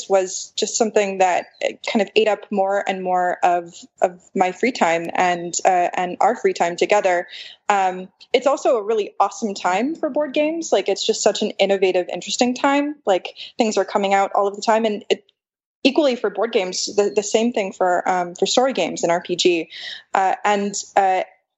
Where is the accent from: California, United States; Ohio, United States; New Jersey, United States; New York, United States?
California, United States; Los Angeles; moved away as an adult; now in Silicon Valley, United States; I am originally from Los Angeles